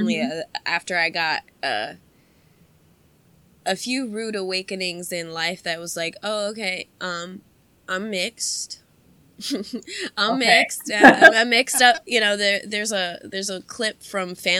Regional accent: United States; also born or lived in Ohio; I grew up in Montgomery County. The melting pot of the melting pot. We have every kind of, every kind of culture and every kind of nationality possible around here

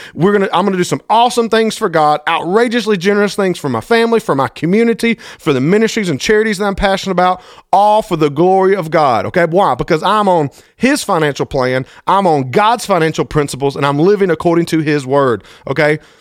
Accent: Thomaston, Georgia, United States; my hometown, T-Town, Thomaston, Georgia

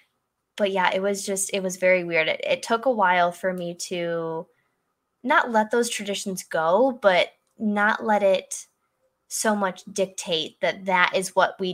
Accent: Michigan, United States; moved away as an adult; we're both from Michigan

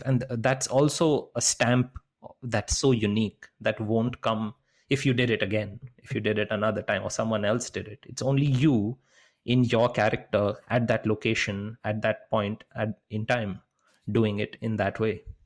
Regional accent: Kolkata, West Bengal, India; growing up in India, growing up in Calcutta

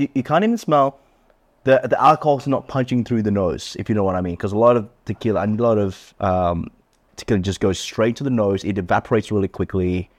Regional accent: Australia; I grew up and raised in Australia

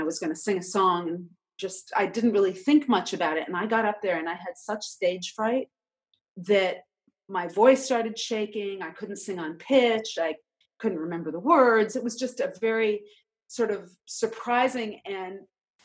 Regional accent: New York City, New York, United States; I grew up in New York City

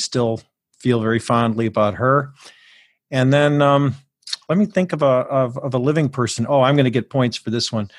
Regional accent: Ireland; I can only say that because I'm an Irish lawyer.

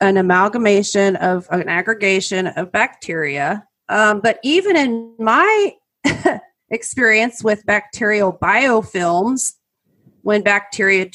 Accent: Oklahoma, United States; all of my years growing up in Oklahoma

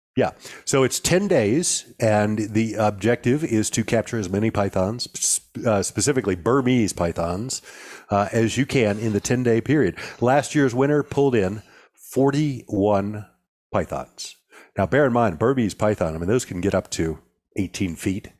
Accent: the South, United States; even you and I growing up in the South

